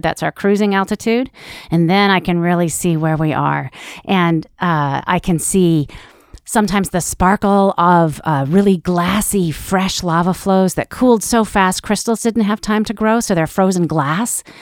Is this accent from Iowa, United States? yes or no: yes; Iowa, United States; I grew up in Iowa.